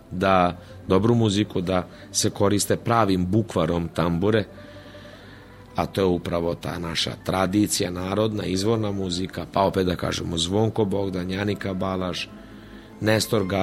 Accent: Vojvodina, Serbia; jako puno bendova tamburaških danas postoje u Slavoniji, pa i kod nas u Vojvodini nešto manje

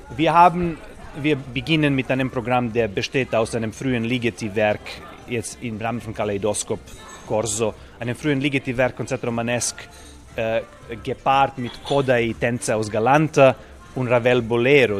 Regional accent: Serbia; moved away as an adult; in meinem Heimatland nach all diesen Jahren, 20 Jahre Tätigkeit im Ausland

